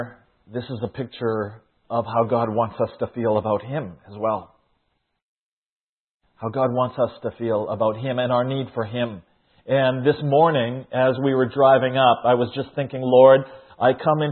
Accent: Saskatchewan, Canada; also born or lived in Kamloops, British Columbia; Now, in Canada, I grew up here. I was born in Saskatchewan

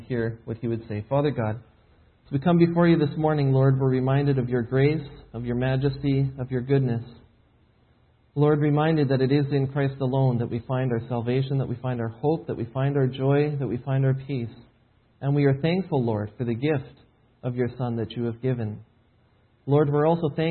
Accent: Edmonton, Alberta, Canada; moved away as an adult; now in Shawnee, United States; Home is originally Edmonton, Alberta. That's where I was born and raised

